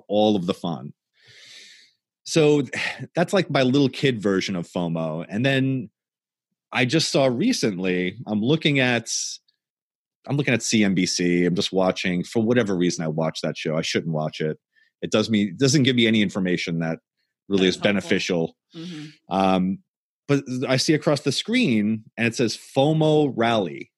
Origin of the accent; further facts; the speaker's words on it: Long Island, New York, United States; when I was growing up in Long Island